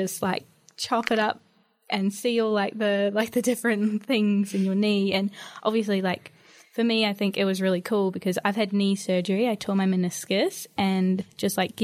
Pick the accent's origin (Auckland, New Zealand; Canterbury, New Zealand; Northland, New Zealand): Northland, New Zealand; Whangarei; I'm from Whangarei, which is like North Island, kind of towards the top, I suppose.